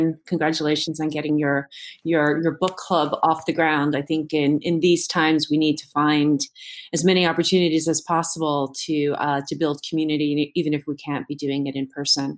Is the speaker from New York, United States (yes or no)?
yes; New York City, New York, United States; I'm a native New Yorker. I was born and raised in the Bronx